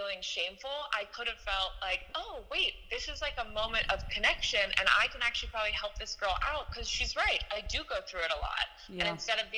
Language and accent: English; San Francisco, California, United States; we grew up together in San Francisco